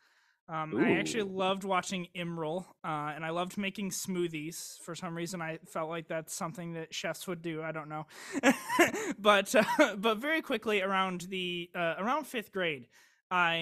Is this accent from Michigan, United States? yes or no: yes; Downriver area of Michigan, United States; I grew up in the Downriver area of Michigan